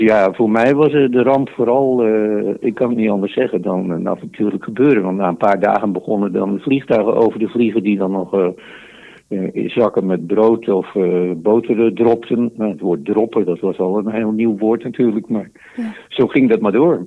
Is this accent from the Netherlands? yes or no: yes; Netherlands; dat was eh, mijn geboortedorp